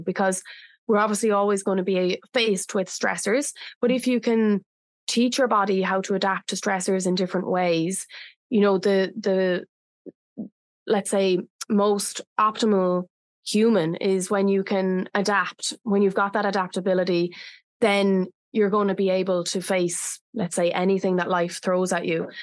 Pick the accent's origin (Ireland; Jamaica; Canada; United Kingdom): Ireland; now in Bali, Indonesia; Bali is my home, but I'm originally from Ireland